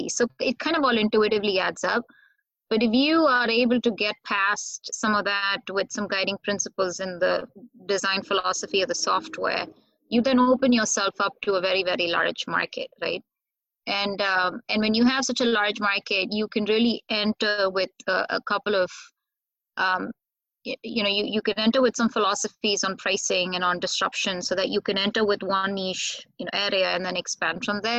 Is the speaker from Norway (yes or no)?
no; India; now in United States